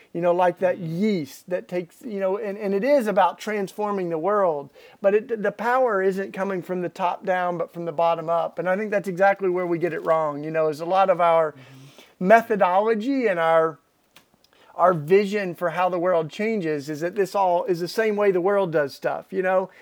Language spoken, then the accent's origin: English; East Tennessee, United States; I grew up in Tennessee, East Tennessee, in the Bible Belt